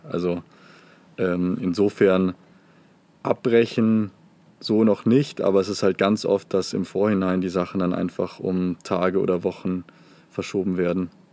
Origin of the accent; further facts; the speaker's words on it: Munich, Bavaria, Germany; weil ich komme ja eigentlich aus München